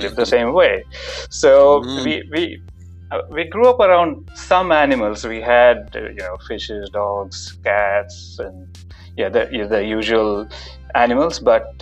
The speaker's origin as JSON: {"language": "English", "country": "India", "tie": "born or raised there", "moved": "as an adult", "lives_now": "Melbourne, Australia", "said": "So I was born in India and lived there for about 25 years"}